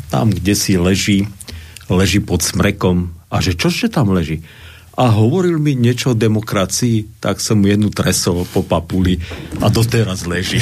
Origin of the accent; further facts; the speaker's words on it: Slovakia; som Slovák